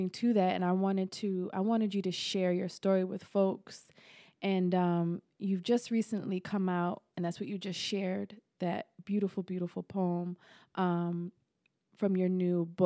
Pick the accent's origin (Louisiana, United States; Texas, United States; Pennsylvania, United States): Pennsylvania, United States; Harrisburg; i'm from harrisburg pennsylvania